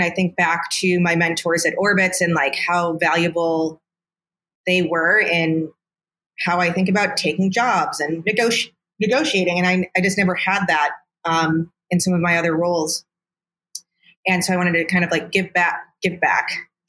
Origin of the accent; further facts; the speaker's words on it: Midwest, United States; It's good to be a nice person as a Midwesterner. Yeah. Like it's like beat into me.